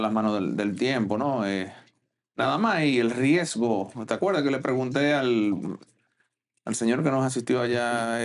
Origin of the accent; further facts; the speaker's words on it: Dominican Republic; como dominicano